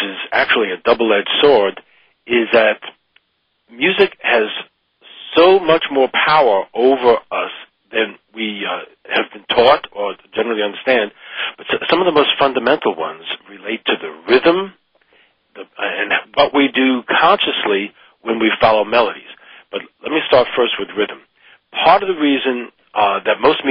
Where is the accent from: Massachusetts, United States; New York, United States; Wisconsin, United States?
New York, United States; I come from New York